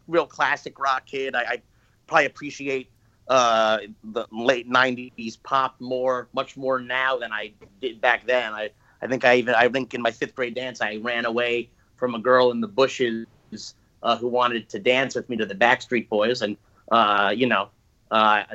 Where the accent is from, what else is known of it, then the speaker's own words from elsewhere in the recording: New Jersey, United States; also born or lived in East Village, New York City / Verona, New Jersey / Montclair, New Jersey; I'm a first generation New Jersey, and I was born in the East Village and in New York, and we came here for the schools